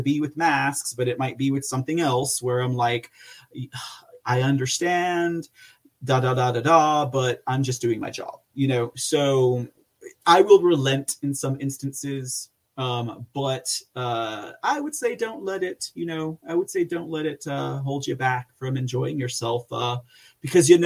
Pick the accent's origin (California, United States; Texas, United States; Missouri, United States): Texas, United States; I'm from Texas